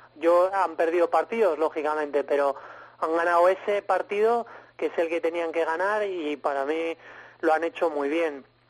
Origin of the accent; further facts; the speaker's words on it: Spain; now in Australia; tenemos como el síndrome del emigrante que cuando viene aquí algún español